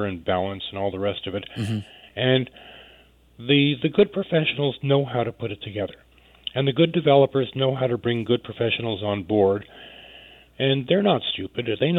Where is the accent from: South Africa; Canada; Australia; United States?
Canada; Montreal, Quebec; moved away as an adult; now in Vancouver, Canada; I came to Vancouver as a newbie. I'm from Montreal, and I came here in 1968.